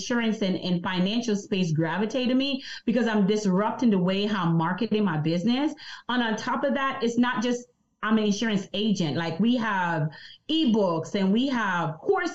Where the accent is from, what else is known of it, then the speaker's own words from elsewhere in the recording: Jamaica; I'm from Jamaica, so I have an accent